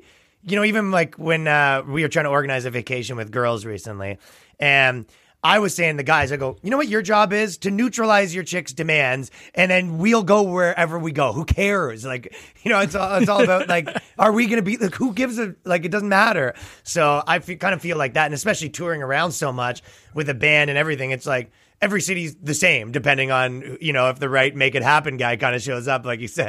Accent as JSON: {"language": "English", "town": "Toronto", "region": "Ontario", "country": "Canada", "said": "where I'm from Toronto, basically here, they're essentially giving you a curfew and a bedtime"}